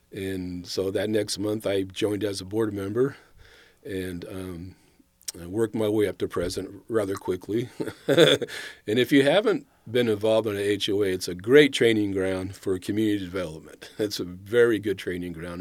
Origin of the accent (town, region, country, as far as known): El Dorado Hills, California, United States; born or raised there; also born or lived in Carmichael, California / Sacramento, California